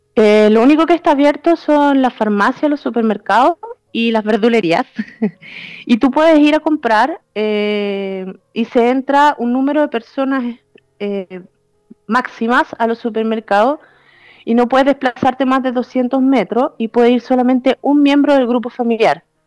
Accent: Chile; now in Italy; nosotros como chilenos que vivimos en Italia

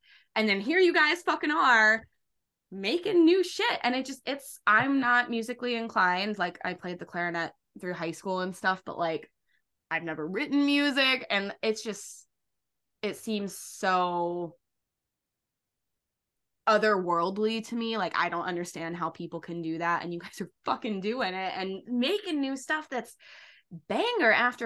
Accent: Derry, New Hampshire, United States; my hometown in Derry, New Hampshire

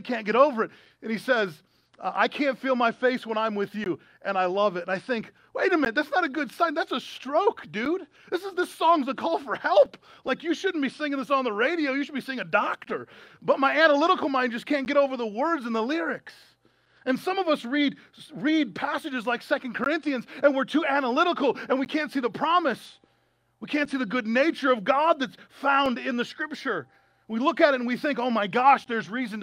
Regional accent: United States; as American citizens

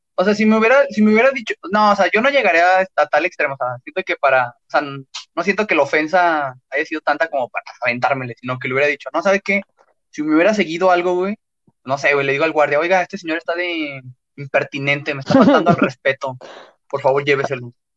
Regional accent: León, Guanajuato, Mexico; accent: cantadito; yo, no, pues, de León

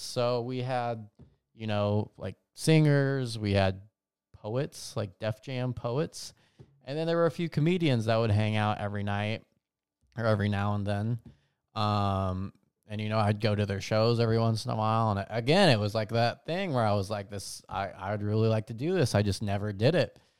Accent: Las Vegas, Nevada, United States; growing up in Vegas

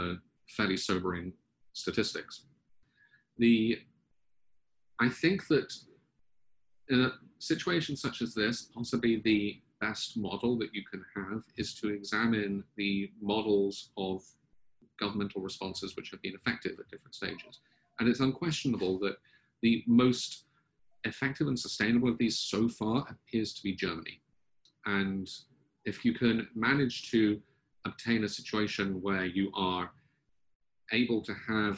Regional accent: United Kingdom; now in United States; I also do not have an American accent. I'm originally British. But I now pronounce my T's like D's, so I say British.

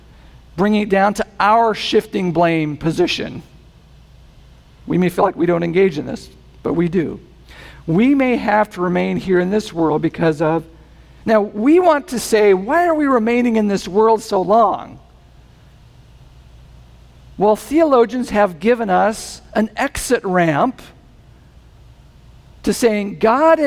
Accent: New England, United States; I'm from New England

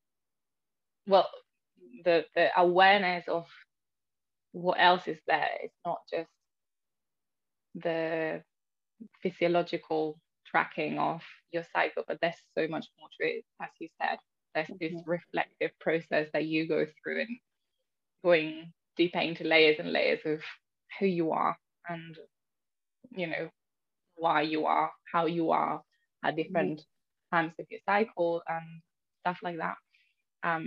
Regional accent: Spain; now in London, United Kingdom; I'm a secondary Spanish teacher in London, even though I'm originally from Spain

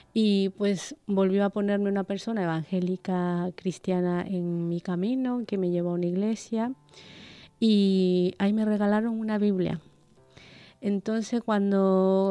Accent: Ecuador; moved away as an adult; now in Basque Country, Spain; soy de Ecuador

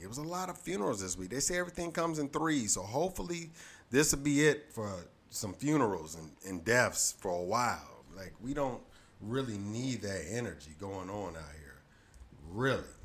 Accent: Detroit, Michigan, United States; my hometown, Detroit, Michigan

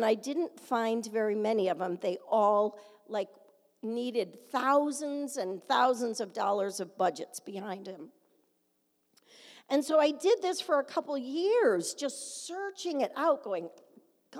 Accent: Canandaigua, New York, United States; my hometown

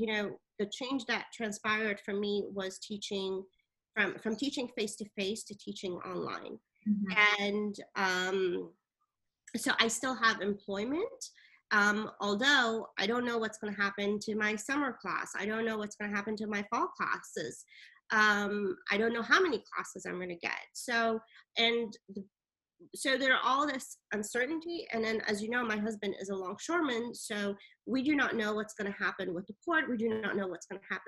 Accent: Italy; moved away; also born or lived in Iran; I was born in Iran

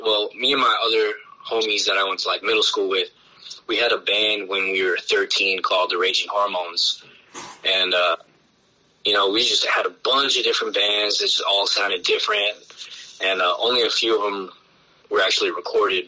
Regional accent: Los Angeles, California, United States; now in Long Beach, United States; I reside here in Long Beach now, originally from San Pedro, born and raised

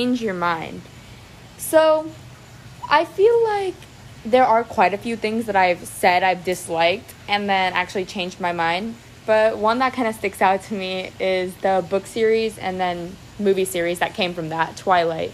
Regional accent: Clearwater, Florida, United States; I'm from Clearwater, Florida. I was born here and I've lived here my entire life

